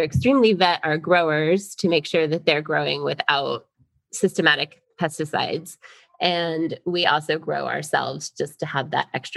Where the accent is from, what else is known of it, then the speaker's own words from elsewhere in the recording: Florida, United States; also born or lived in New York; I grew up in Florida